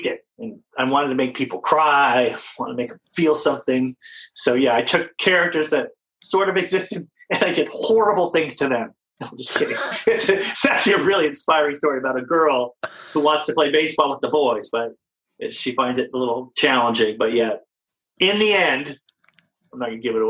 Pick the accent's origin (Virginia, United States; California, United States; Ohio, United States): California, United States; I'm from California